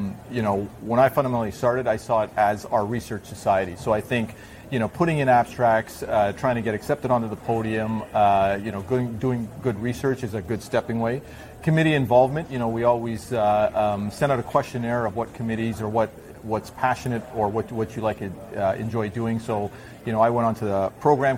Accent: Toronto, Ontario, Canada; also born or lived in Zaire / Belgium; now in Vancouver, Canada; I was born in Africa, actually, in Zaire. I grew up in Toronto after a short stint in Belgium

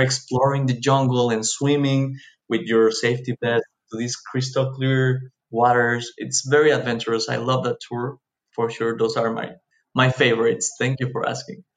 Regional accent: Cancún, Quintana Roo, Mexico; I grew up here in Cancun, Mexico

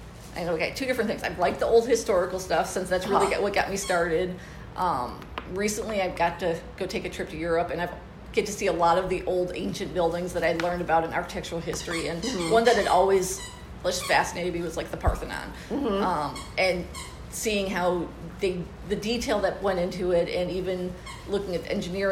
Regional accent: East Lansing, Michigan, United States; also born or lived in Arizona; now in Tempe, United States; I'm originally from Michigan and grew up around East Lansing area

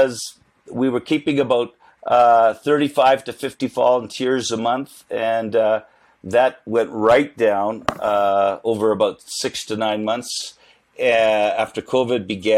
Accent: Winnipeg, Manitoba, Canada; I'm the kid from Winnipeg

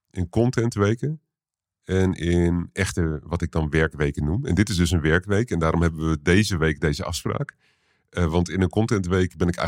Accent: Utrecht, Netherlands; born there; Ja, ik ben in Utrecht geboren, in de, in de Kerkstraat

